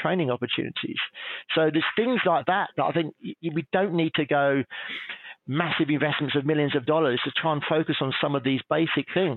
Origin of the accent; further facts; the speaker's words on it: England, United Kingdom; being English